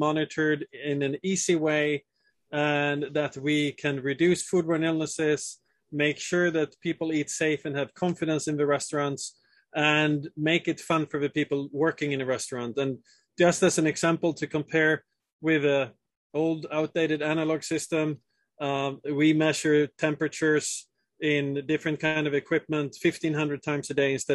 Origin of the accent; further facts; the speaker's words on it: southern Sweden, Sweden; moved away as an adult; also born or lived in Italy / Switzerland; born and raised in Sweden, in southern Sweden, where food is a huge part of the culture.